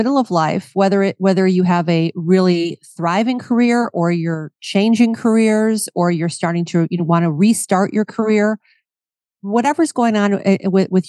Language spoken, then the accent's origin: English; Cleveland, Ohio, United States; moved away; I'm from Cleveland, Ohio, and I love to go home and visit my friends and family at home